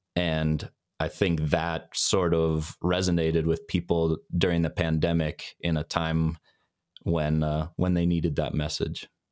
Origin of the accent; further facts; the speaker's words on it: Denver, Colorado, United States; we grew up in Denver, Colorado, which is where I live still today.